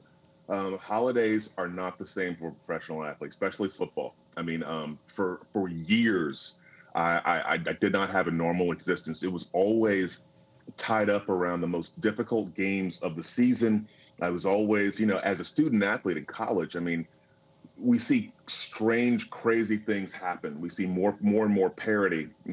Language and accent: English; Tallahassee, Florida, United States; I grew up in Tallahassee, Florida, and it was country